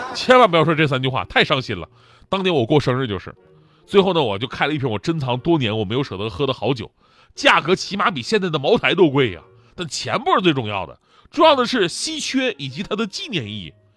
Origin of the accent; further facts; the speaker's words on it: Changchun, Jilin, China; 我斥资在我们家乡吉林长春开了一个卖红酒的酒庄